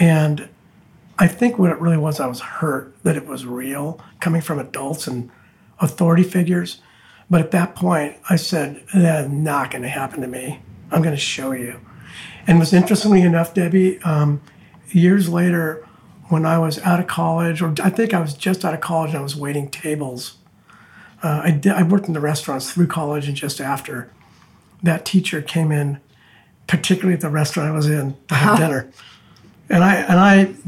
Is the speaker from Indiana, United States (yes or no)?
no; Santa Fe Springs, California, United States; now in Laguna Beach, United States; I was born just east of Los Angeles in a small, primarily Hispanic town called Santa Fe Springs